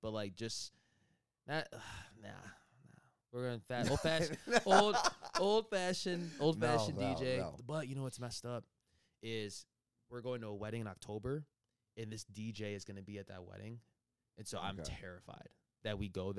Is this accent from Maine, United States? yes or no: no; Downers Grove, Illinois, United States; I grew up in Downers Grove